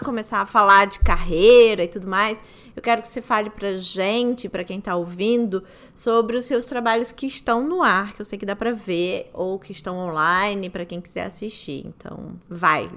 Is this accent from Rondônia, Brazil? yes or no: no; Rio de Janeiro, Brazil; Eu sou do Rio de Janeiro